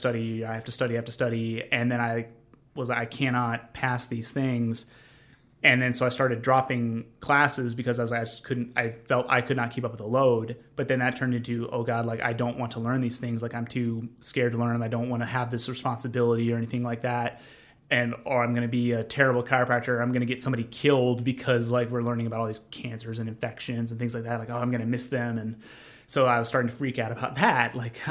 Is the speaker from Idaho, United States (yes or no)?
no; northwestern Illinois, United States; moved away as an adult; also born or lived in Mississippi; I am from a tiny town in northern Illinois, northwestern Illinois, so it's not anywhere near Chicago.